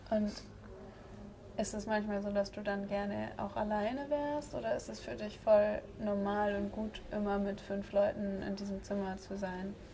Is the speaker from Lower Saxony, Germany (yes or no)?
no; Berlin, Germany; now in Tübingen, Germany; ich komme ursprünglich aus Berlin.